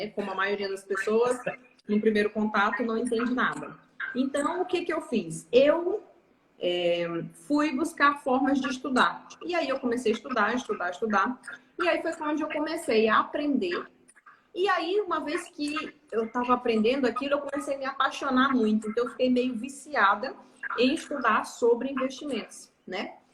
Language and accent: Portuguese; interior of Pará, Brazil; moved away as an adult; Eu sou paraense. Eu sou nascida e criada no Pará. Hum. No interior do Pará, inclusive.